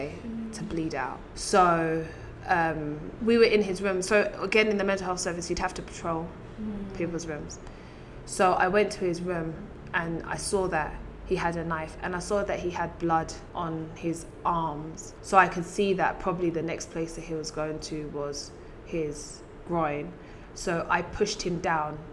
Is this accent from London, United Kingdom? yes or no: yes; London, United Kingdom; born or raised there